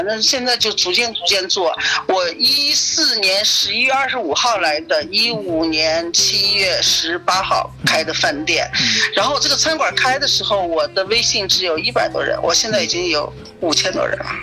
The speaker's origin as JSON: {"language": "Chinese", "town": "Taiyuan", "region": "Shanxi", "country": "China", "moved": "as an adult", "lives_now": "Prague, Czech Republic", "said": "我是三西，我是太原人，嗯。那么我们是什么？我们是面食之乡"}